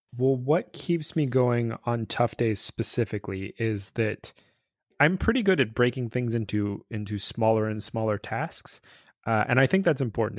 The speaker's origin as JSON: {"language": "English", "region": "California", "country": "United States", "tie": "born or raised there", "said": "growing up in California, uh, in the, like, eighties and nineties."}